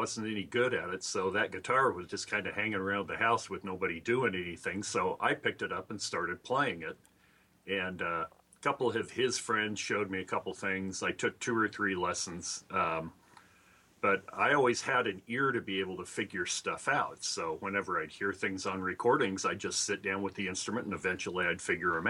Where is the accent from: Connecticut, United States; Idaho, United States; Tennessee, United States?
Idaho, United States; moved away as an adult; now in Seattle, United States; I'm originally from Idaho. So I moved over to Seattle in 79 when I was 20.